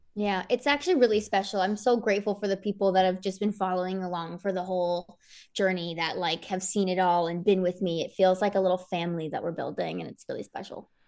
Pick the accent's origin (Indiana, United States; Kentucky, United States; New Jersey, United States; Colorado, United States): New Jersey, United States; Somerset County; I was twenty minutes from Rutgers.